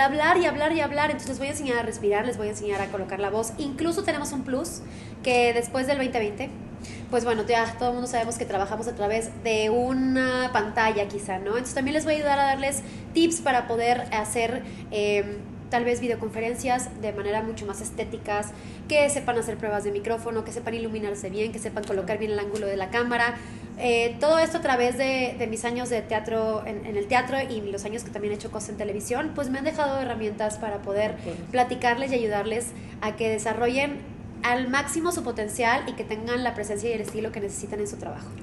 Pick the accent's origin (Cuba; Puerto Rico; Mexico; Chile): Mexico; Monterrey, Nuevo León; soy originaria de Monterrey.